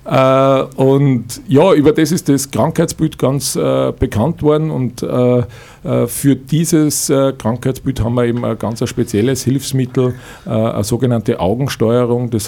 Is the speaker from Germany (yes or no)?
no; Niedertalheim, Upper Austria, Austria; Ich komme aus dem Örtchen Niedertalheim. Äh, das ist im Bezirk Vöcklerbruck bei Schwanenstadt.